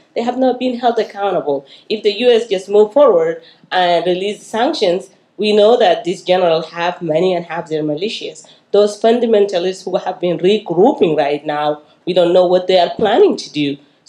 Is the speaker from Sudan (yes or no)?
yes; Kebkabiya, North Darfur, Sudan; moved away as an adult; now in United States; In my entire life, being born and raised in Sudan, and luckily to let the genocide ended up coming to the United States